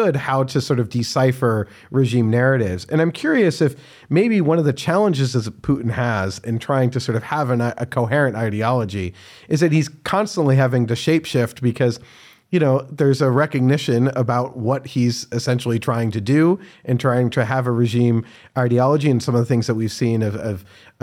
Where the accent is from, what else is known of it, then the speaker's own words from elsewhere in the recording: United States; I'm the American optimist